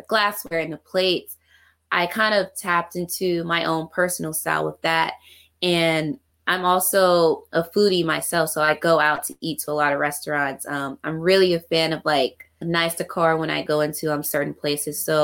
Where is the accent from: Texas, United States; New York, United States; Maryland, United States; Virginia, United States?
Virginia, United States; Richmond; Yes, I'm from Virginia, Richmond.